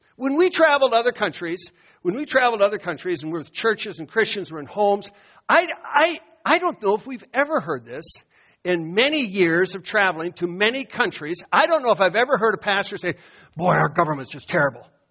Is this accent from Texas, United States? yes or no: no; Iowa, United States; moved away; I'd walk in my hometown